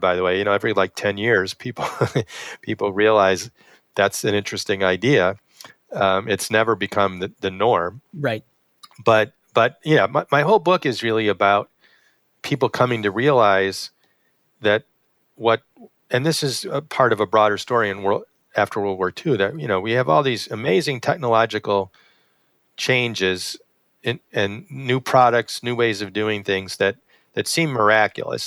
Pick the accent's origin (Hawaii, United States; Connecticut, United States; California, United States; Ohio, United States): Connecticut, United States; West Hartford; now in Buffalo, United States; I grew up in West Hartford, Connecticut